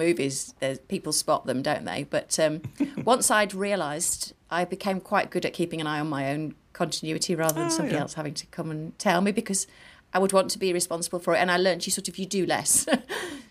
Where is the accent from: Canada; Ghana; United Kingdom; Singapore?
United Kingdom; the north of England; accent: Northern; my Northern accent